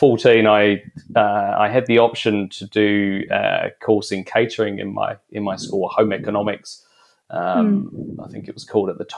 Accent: London, United Kingdom; moved away; I grew up in East London

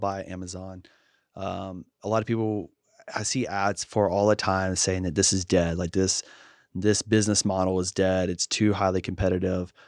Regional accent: Shreveport, Louisiana, United States; my hometown of Shreveport

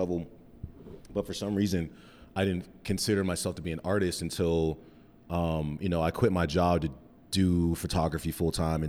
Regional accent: Cheyenne, Wyoming, United States; now in Denver, United States; I'm from Cheyenne, Wyoming. The thriving metropolis of Cheyenne, Wyoming. I moved to Denver in 2007

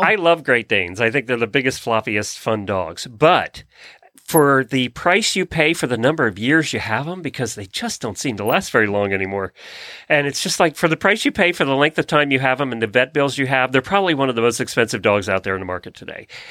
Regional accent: Lancaster County, Pennsylvania, United States; now in Ocala, United States; growing up in Lancaster County

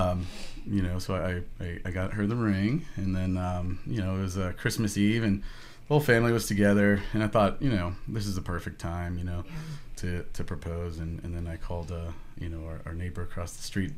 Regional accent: Houston, Texas, United States; moved away as an adult; now in San Antonio, United States; I'm originally from Houston and then came to San Antonio for a job.

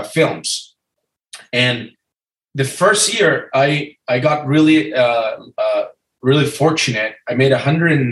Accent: Argentina; moved away as an adult; also born or lived in Los Angeles, California; now in California, United States; I'm from Argentina. I'm 39 years old. I came to the U.S. on a scholarship.

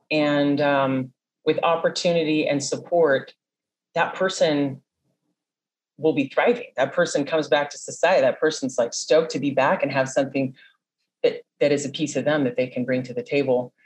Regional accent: San Diego, California, United States; I was born and raised in San Diego

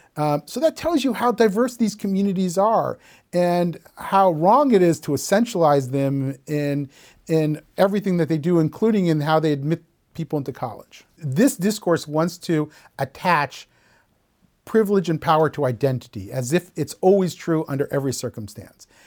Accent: Columbus, Ohio, United States; When I was growing up in Columbus, Ohio, in, you know, the nineteen seventies and nineteen eighties

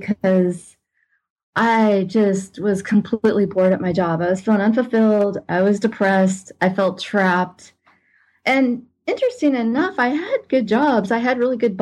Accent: Los Angeles, California, United States; also born or lived in Pasadena / Newbury Park; I grew up in Los Angeles, California, in Pasadena area. And then we eventually moved to a suburb of Los Angeles, Newbury Park

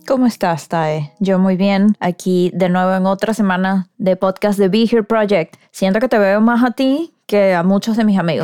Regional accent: Venezuela; en mi país, en Venezuela.

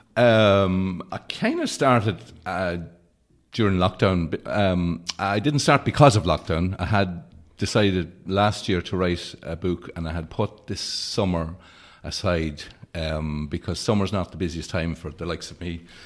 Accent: Leitrim, Ireland; also born or lived in Carrigallen; growing up in Leitrim

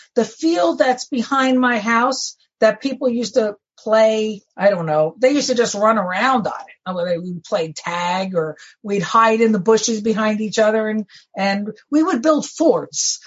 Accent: Woodbridge, New Jersey, United States; I came home from Elizabeth General Hospital to that house on uh, Lockwood Avenue, and I heard those New York trains going 24 hours a day.

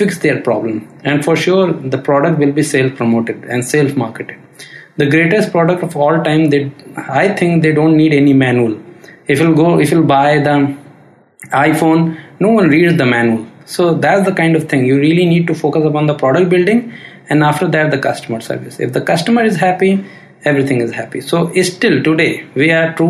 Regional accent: India; we as Indian

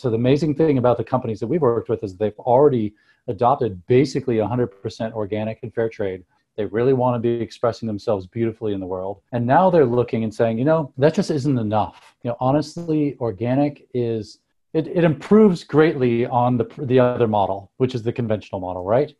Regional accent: Seattle, Washington, United States; moved away as an adult; also born or lived in northern Thailand; now in Driggs, United States; I grew up in Seattle

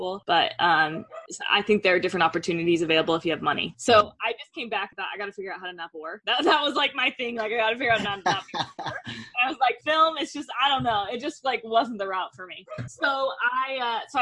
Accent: Denver, Colorado, United States; now in Utah, United States; I'm from Denver, currently living in Utah

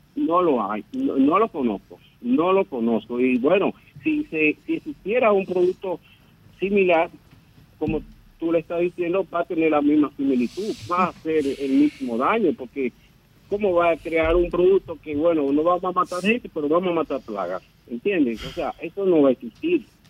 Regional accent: Dominican Republic; somos nosotros los dominicanos

